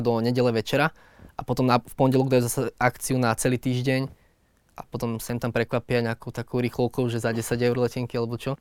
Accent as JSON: {"language": "Slovak", "country": "Slovakia", "said": "ja ako Slovák"}